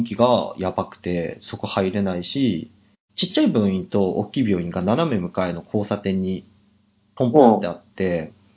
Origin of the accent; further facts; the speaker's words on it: Hokkaido, Japan; moved away; うち、地元。北海道のほんとトップクラスに雪がすごくて。